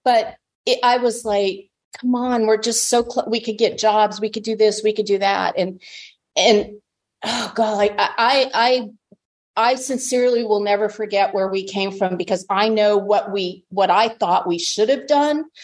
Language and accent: English; Tucson, Arizona, United States; I was born and raised in Tucson, Arizona